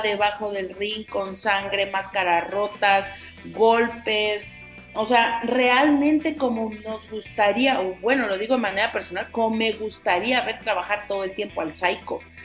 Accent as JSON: {"language": "Spanish", "country": "Mexico"}